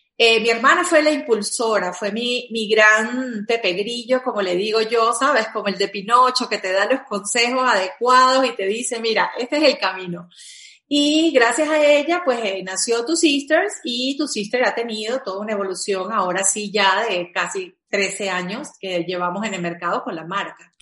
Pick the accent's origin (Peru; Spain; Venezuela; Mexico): Venezuela; also born or lived in Caracas, Venezuela; yo soy venezolana